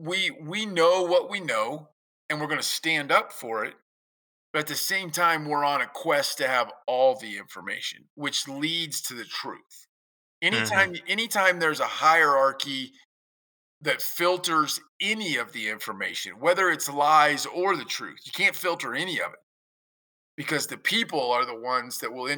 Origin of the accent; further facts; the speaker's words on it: Kansas, United States; now in Saskatchewan, Canada; growing up in Kansas